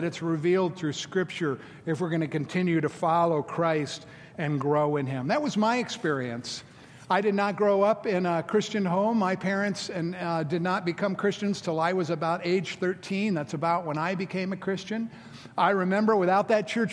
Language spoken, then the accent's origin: English; Florida, United States; now in Memphis, United States; I'm from Florida. There's 7-Elevens on every corner. And so I grew up, with the convenience store 7-Eleven